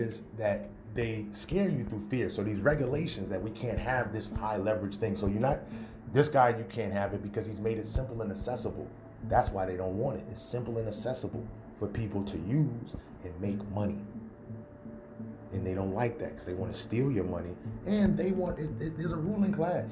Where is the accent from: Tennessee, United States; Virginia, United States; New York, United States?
New York, United States; I'm from New York